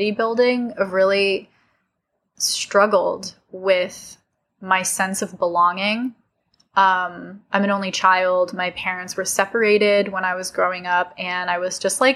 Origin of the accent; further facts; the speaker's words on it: California, United States; I'm from California.